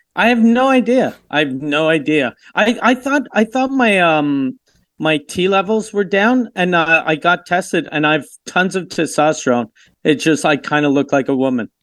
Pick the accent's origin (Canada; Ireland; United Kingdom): Canada; I'm Canadian